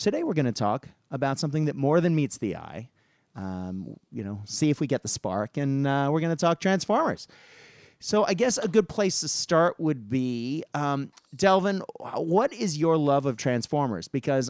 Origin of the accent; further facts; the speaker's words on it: Japan; I have mentioned several times that I grew up in Japan